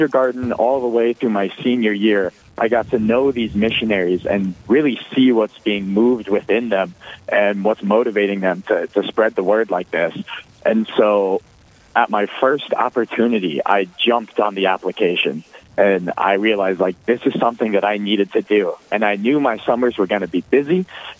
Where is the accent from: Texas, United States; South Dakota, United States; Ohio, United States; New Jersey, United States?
South Dakota, United States; Elk Point; I'm from Elk Point, South Dakota, so about as southeast as you can get in the state.